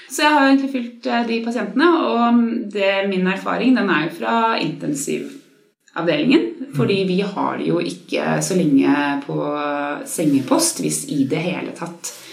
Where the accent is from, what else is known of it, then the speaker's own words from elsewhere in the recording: Åse, Norway; Jeg er fra Åse, og jeg jobber på Rikshospitalet og er eh, fysioterapeut.